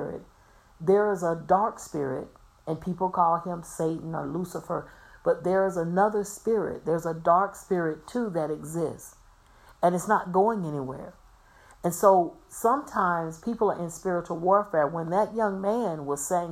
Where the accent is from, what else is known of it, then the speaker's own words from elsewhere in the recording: Florida, United States; I'm from Florida. I was born and raised in Florida